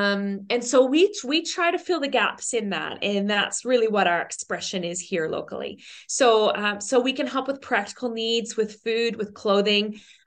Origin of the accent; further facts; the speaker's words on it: Newfoundland and Labrador, Canada; born there; also born or lived in Australia; So I'm a Newfoundlander by birth.